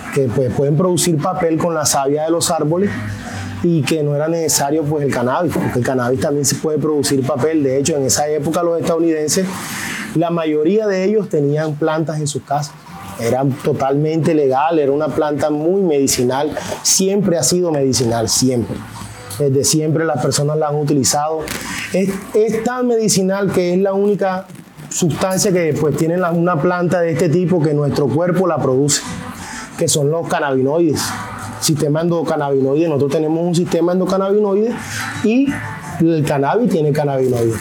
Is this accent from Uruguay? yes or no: no; Colombia